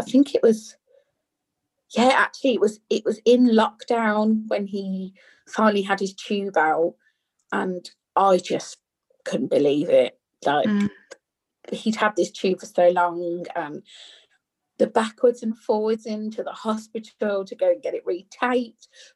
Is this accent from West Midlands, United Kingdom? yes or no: yes; Birmingham, West Midlands, United Kingdom; I'm from Birmingham, so we say Nook